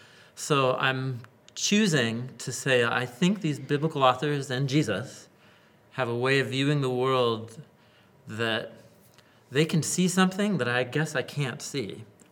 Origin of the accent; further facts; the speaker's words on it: Portland, Oregon, United States; You know, I grew up in Western whatever culture, Portland